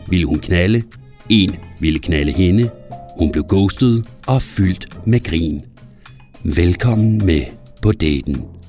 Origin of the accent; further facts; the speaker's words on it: between Varde and Grænsted, Southern Denmark, Denmark; der hvor jeg kommer fra, så er der jo skov og marker og en pizzeria.